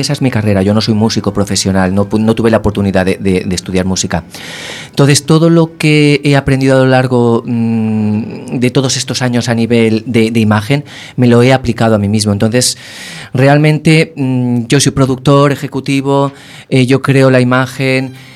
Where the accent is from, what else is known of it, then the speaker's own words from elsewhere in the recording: Castellón de la Plana, Valencian Community, Spain; moved away as an adult; also born or lived in Madrid; now in A Coruña, Spain; no soy de Coruña. Yo nací en Castellón. Eh, con 18 me fui a vivir a Madrid